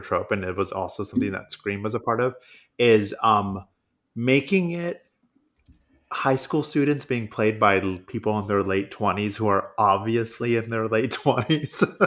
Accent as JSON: {"language": "English", "town": "Modesto", "region": "California", "country": "United States", "tie": "born or raised there", "said": "My hometown of Modesto"}